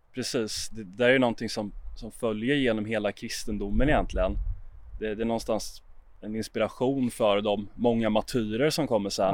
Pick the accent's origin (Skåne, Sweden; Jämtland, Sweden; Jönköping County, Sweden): Jönköping County, Sweden; Jönköping; Jag är uppvuxen i Jönköping